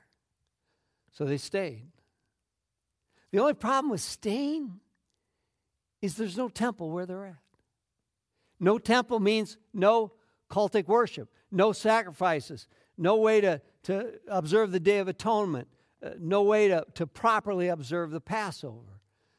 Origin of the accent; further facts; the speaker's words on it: Minnesota, United States; And my parents' relocation stamped on me being a Minnesotan. Now, I lived all over the place because of different jobs, but at the end of the day, Minnesota was always home and has been for the last 20 years.